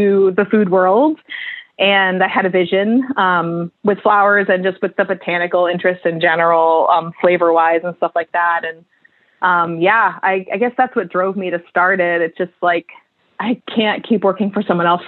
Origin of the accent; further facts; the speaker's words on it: Vermont, United States; moved away as an adult; now in Portland, United States; I grew up in Vermont